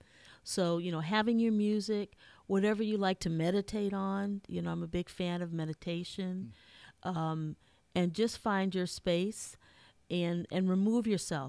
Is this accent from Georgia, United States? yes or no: no; Minnesota, United States; I'm from Minnesota, so I've heard it all, come from a good mix, good old Midwest girl.